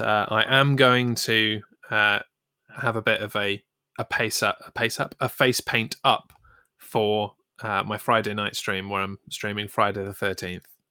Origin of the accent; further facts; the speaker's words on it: United Kingdom; we're British